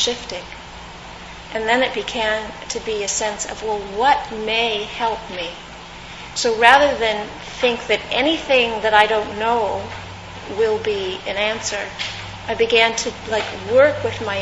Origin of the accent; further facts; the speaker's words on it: California, United States; I grew up in California